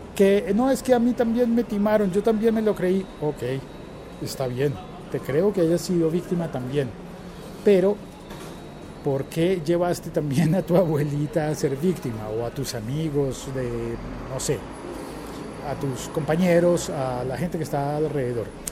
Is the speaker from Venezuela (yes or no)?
no; Colombia